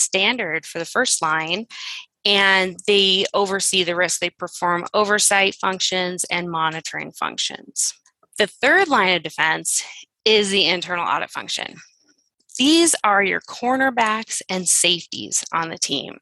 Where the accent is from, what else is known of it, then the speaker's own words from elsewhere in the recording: Phoenix, Arizona, United States; I am from the Phoenix area